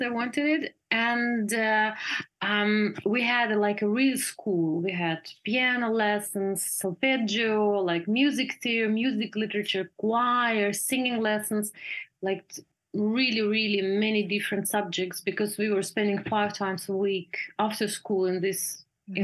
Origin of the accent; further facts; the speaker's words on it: Russia; moved away as an adult; also born or lived in Germany; now in Berlin, Germany; I was born in Russia, but I live most the time of my life in Germany